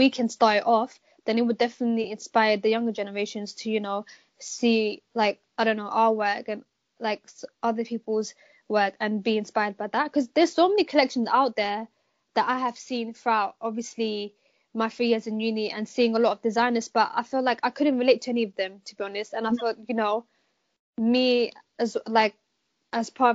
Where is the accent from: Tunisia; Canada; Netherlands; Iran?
Netherlands; Amsterdam, North Holland; now in London, United Kingdom; me being born and raised in Amsterdam